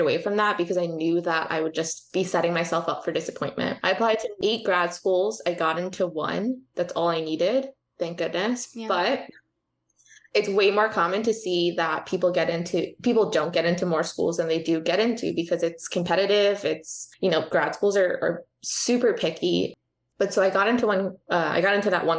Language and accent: English; East Coast, United States; moved away as an adult; now in Southern California, United States; I am from the East Coast